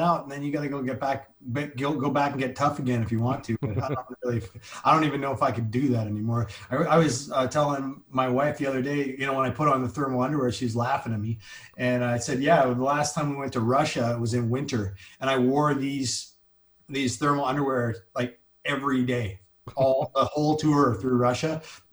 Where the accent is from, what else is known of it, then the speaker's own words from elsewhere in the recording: Canada; moved away as an adult; also born or lived in Hawaii; now in Los Angeles, United States; I come from Canada